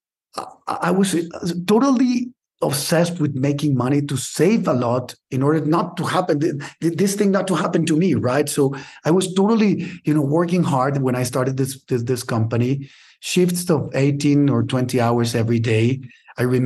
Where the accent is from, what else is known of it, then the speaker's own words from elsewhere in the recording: Monterrey, Nuevo León, Mexico; now in Mexico City, Mexico; we moved in 1980. I was 5 years old to Monterrey